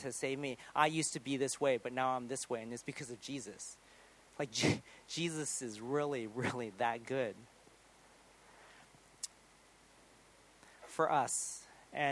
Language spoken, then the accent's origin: English; United States; moved away; I'm American still